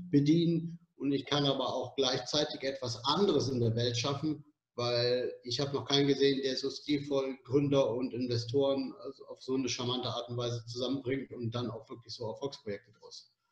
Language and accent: German; Cologne, North Rhine-Westphalia, Germany; born there; now in Berlin, Germany; in Köln geboren, in der verrückten Stadt und lebe jetzt in, der Be in Berlin, in der noch verrückteren Stadt